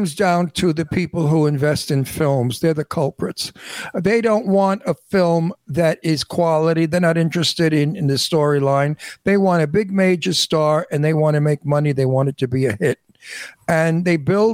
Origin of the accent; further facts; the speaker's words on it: New York City, New York, United States; I came from Brooklyn and I wrote about people I knew in my neighborhood as I grew up.